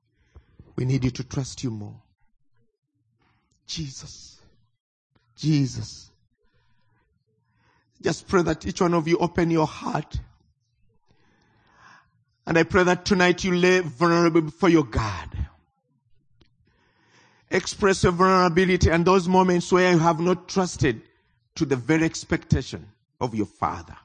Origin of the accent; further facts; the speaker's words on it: Uganda; I come from Uganda.